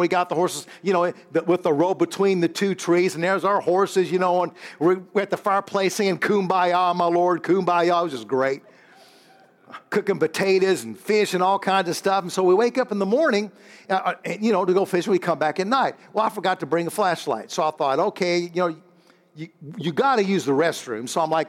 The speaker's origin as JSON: {"language": "English", "region": "Illinois", "country": "United States", "said": "This is Pastor …. This is all the church here. We're from Illinois."}